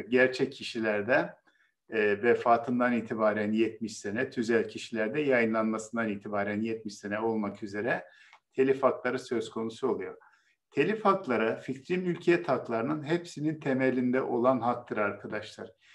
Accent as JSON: {"language": "Turkish", "town": "Bozkır", "region": "Konya", "country": "Turkey", "tie": "born or raised there", "moved": "yes", "said": "Benim de memleketim Konya biliyorsunuz. Benim çocukluğumda tarlaları e, e, öküzler ve çiftlerle sürerlerdi."}